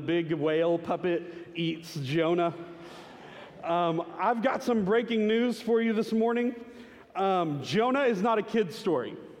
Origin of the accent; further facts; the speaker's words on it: Garland, Texas, United States; a small Baptist church in Garland, Texas that I grew up